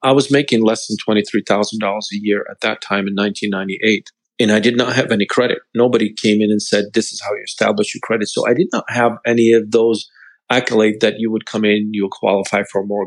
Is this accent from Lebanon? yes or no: yes; Lebanon; moved away as an adult; I came from Lebanon not even a year and a half ago